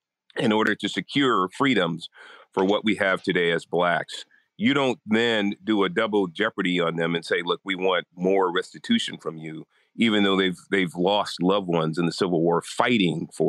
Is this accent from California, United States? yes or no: yes; San Francisco, California, United States; I was born in Hunters Point in San Francisco, Hunters Point Project. So understand that life. We then moved to a middle-class neighborhood, lower middle-class neighborhood. And I was really a boy from the hood, kind of doing, you know, basic stuff in the city of San Francisco